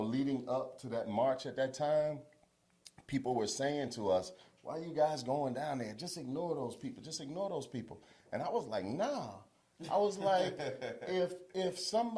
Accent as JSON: {"language": "English", "town": "Charlottesville", "region": "Virginia", "country": "United States", "tie": "born or raised there", "said": "born and raised in Charlottesville, Virginia."}